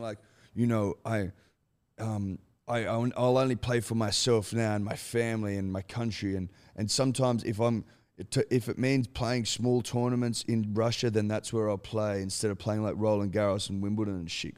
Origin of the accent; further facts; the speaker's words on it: Australia; as an Australian